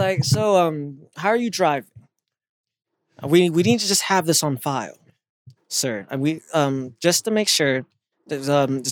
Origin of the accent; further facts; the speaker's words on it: Canton, Ohio, United States; I'm from Canton